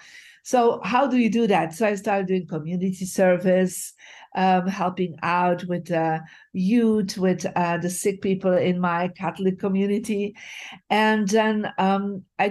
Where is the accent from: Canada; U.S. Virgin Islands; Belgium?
Belgium; Bruges, Flanders; moved away; I'm originally from Belgium, from a beautiful city called Bruges. And so my journey started living in a lower class family